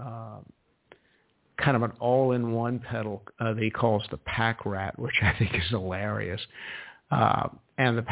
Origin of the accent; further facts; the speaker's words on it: South Carolina, United States; my home state of South Carolina